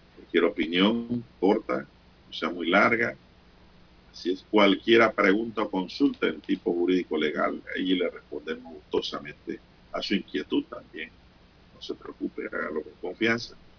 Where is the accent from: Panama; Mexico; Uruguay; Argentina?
Panama; Veraguas; moved away; mi ciudad natal